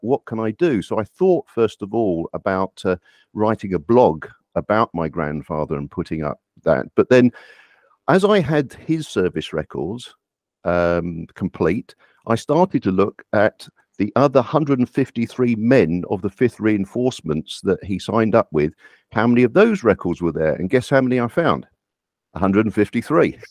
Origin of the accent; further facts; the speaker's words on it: United Kingdom; I'm, I live here, I'm, I am British. I've born, uh, lived here all my life